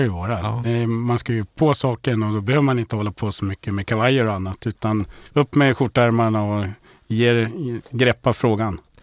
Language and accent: Swedish; Uppsala, Uppsala County, Sweden; moved away; jag är en kille från Uppsala, uppfödd och uppväxt i Uppsala